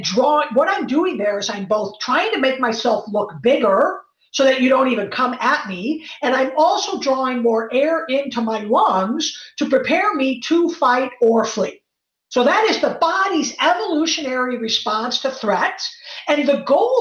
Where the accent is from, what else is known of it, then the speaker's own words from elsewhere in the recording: Chicago, Illinois, United States; moved away; also born or lived in East Coast; I'm from Chicago